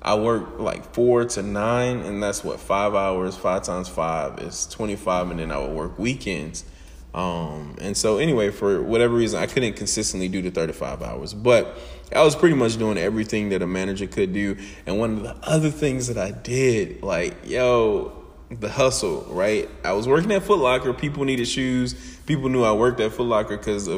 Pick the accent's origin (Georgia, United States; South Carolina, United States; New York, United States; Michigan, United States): Georgia, United States; Atlanta; moved away as an adult